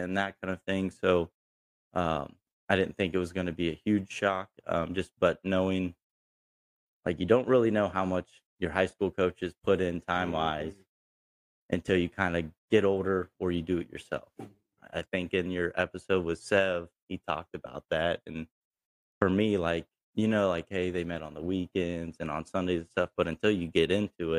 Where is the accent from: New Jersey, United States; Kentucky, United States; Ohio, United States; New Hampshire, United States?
Ohio, United States; Pataskala; I grew up in Pataskala, graduated from Watkins Memorial in 2013